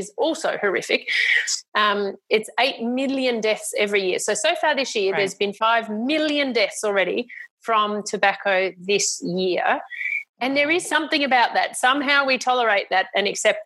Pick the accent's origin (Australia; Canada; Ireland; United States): Australia; I was very lucky as an Australian